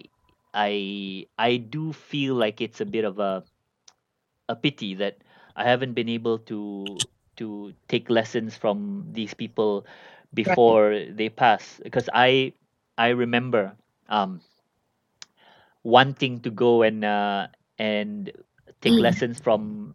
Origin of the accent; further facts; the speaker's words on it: Malaysia; I'm from Malaysia